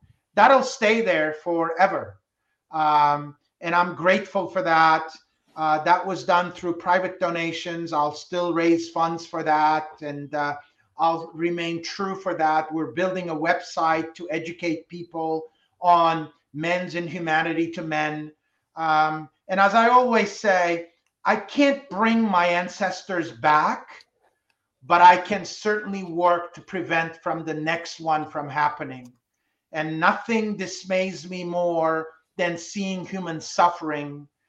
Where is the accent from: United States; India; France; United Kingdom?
France; Oh, I still listen to very much music that I grew up with in France.